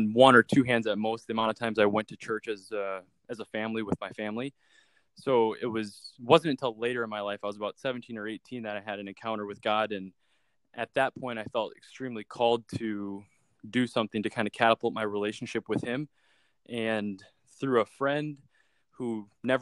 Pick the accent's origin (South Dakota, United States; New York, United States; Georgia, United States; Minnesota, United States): South Dakota, United States; Sioux Falls; I'm located in my hometown of Sioux Falls, South Dakota